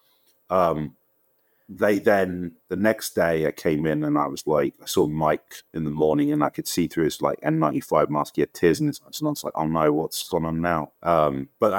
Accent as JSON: {"language": "English", "region": "London", "country": "United Kingdom", "tie": "born or raised there", "said": "I'm from Wembley, I'm from London, right? So it's part of that culture that we grew up"}